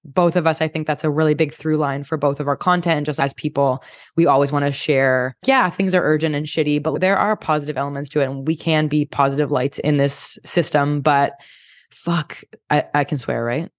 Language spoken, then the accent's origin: English; Canada; I'm Canadian